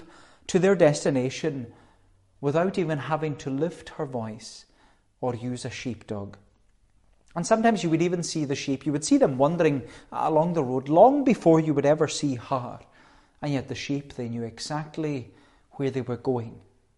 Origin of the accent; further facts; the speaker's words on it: Melbourne, Victoria, Australia; when I was growing up in Melbourne, there was one woman in particular, and she loved her sheep.